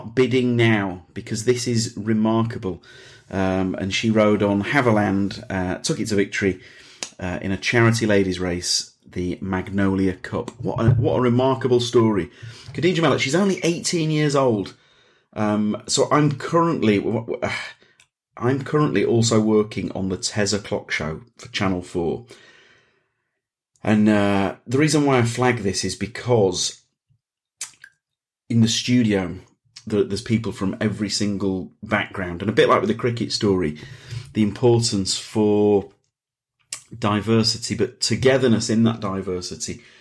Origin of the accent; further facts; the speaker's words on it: Leeds, Yorkshire and the Humber, United Kingdom; now in London, United Kingdom; I'm from Leeds, which is a city. I moved from Leeds to London.